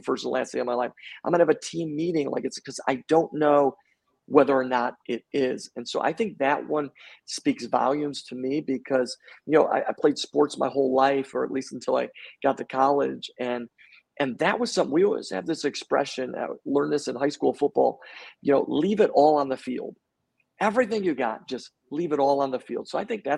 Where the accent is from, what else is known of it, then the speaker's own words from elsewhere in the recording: Buffalo, New York, United States; also born or lived in Long Island, New York; I grew up in Buffalo, New York